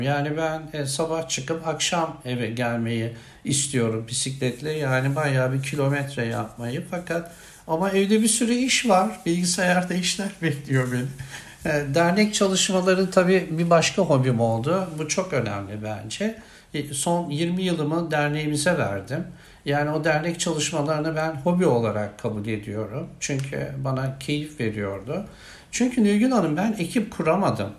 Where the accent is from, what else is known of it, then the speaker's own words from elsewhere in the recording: Samsun, Turkey; moved away as an adult; also born or lived in Erzurum; Samsun'a gidecektim kendi memleketime